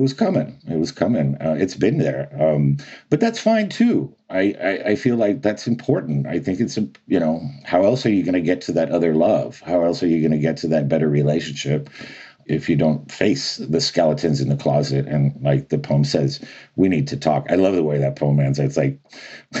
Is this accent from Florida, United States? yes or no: yes; Miami, Florida, United States; in Miami, which is a very unique place, to say the least, to grow up in.